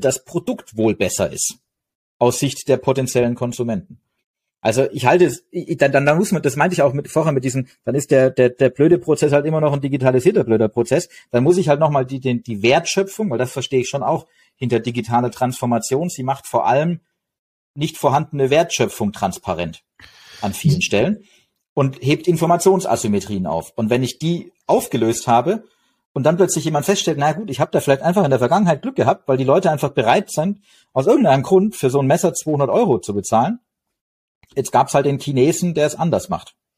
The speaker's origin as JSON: {"language": "German", "town": "Stuttgart", "region": "Baden-Württemberg", "country": "Germany", "said": "ich komme aus Stuttgart"}